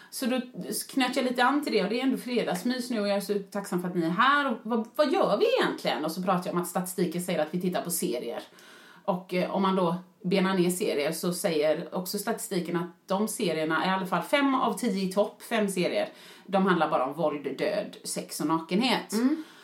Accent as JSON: {"language": "Swedish", "country": "Sweden", "said": "Och du vet, vi är ändå svenskar, så jag såg väl vissa där."}